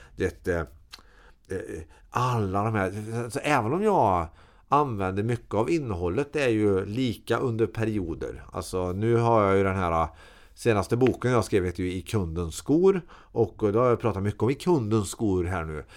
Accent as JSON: {"language": "Swedish", "town": "Karlstad", "region": "Värmland", "country": "Sweden", "tie": "born or raised there", "said": "Jag är uppväxt på Herrhagen i Karlstad"}